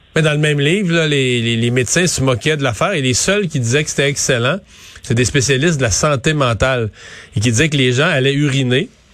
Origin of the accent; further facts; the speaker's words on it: Quebec, Canada; chez nous au Québec